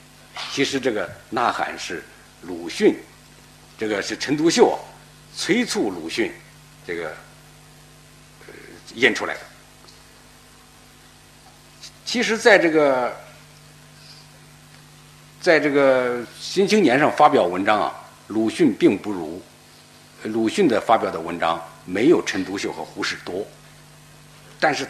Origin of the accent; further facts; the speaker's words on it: China; 我们中国人呢就要想办法把我们这个汉字这个系统。纳入到计算机里头